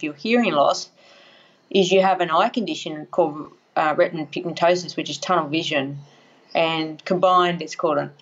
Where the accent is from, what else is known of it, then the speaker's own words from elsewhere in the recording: Casino, New South Wales, Australia; casino, Northern New South Wales, unfortunately affected by the floods recently, just near Lismore